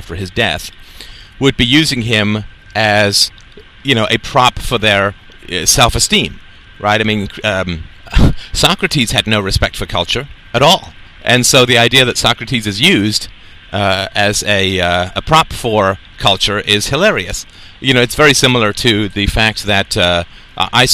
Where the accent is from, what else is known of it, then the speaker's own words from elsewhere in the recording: United Kingdom; growing up in the British culture